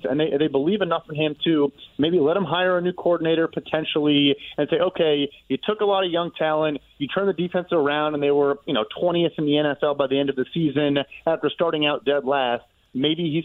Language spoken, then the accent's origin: English; Chicago, Illinois, United States; I'm from Chicago